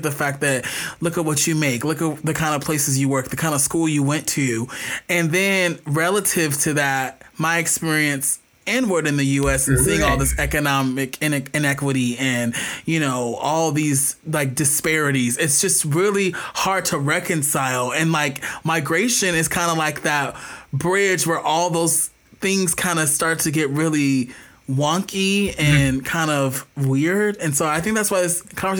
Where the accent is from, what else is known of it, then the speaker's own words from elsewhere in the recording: United States; I'm born and raised in America, my family for however long as well